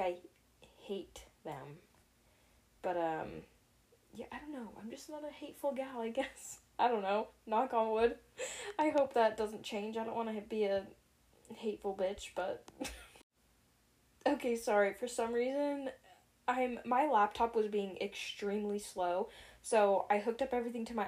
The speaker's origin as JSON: {"language": "English", "town": "Wellsville", "region": "Utah", "country": "United States", "tie": "born or raised there", "also_born_or_lived": "Ogden, Utah / Layton, Utah", "moved": "yes", "said": "pretty much my whole life, I grew up in Wellsville. So I'm from the good old Hicktown, Wellsville."}